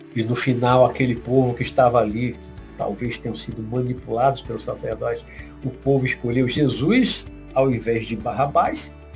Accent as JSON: {"language": "Portuguese", "town": "Salvador", "region": "Bahia", "country": "Brazil", "said": "daqui da Bahia, minha terra, minha cidade, daqui de Salvador"}